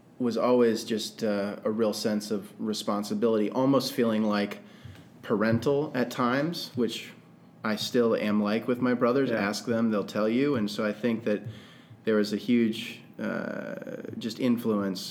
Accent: Northeast Iowa, United States; I grew up on a farm in Northeast Iowa

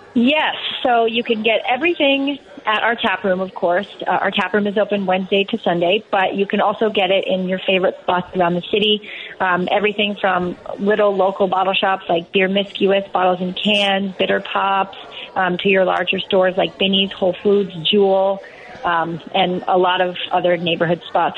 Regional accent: Seattle, Washington, United States; moved away as an adult; now in Chicago, United States; I uh, grew up in Seattle

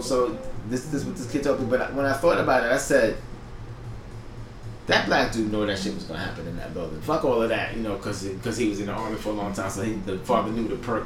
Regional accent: New York, United States; I'm from New York

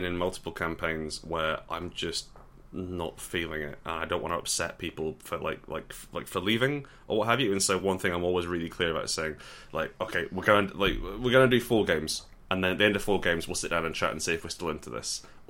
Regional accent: Scotland, United Kingdom; I'm wearing a kilt because I'm from Scotland.

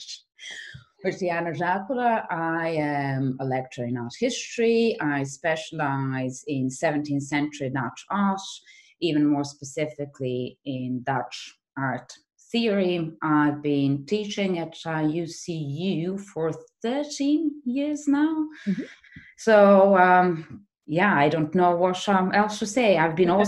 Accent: Belgrade, Serbia; moved away; also born or lived in Utrecht; back in Belgrade, which is my hometown

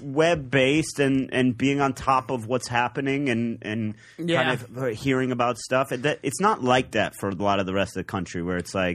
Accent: Cleveland, Ohio, United States; moved away; I'm from Cleveland.

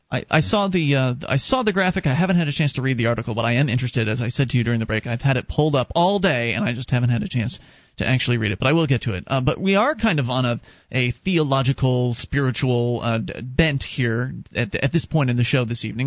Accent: Florida, United States; I was raised Presbyterian down uh, in Florida

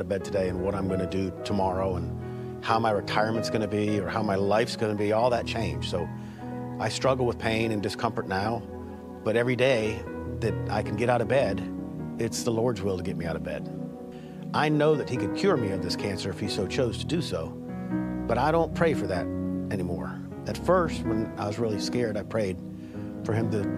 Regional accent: Columbia, South Carolina, United States; I grew up here in Columbia. I went to Spring Valley High School, so I'm a local fella.

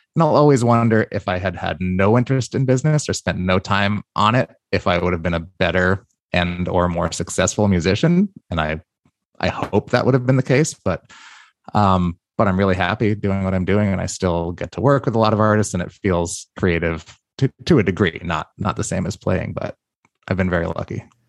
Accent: New York, United States; I say, "New York."

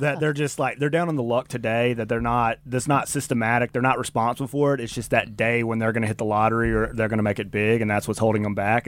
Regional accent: Mississippi, United States; I grew up in Mississippi

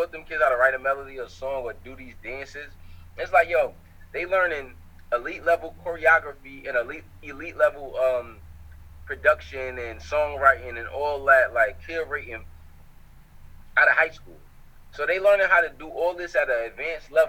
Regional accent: New York City, New York, United States; also born or lived in Harlem, New York; Most of my years of like being aware of life, I grew up in the Bronx

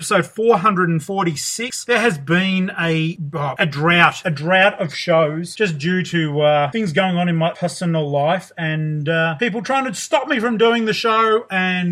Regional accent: Geelong, Victoria, Australia; I'm from Geelong, Victoria, Australia

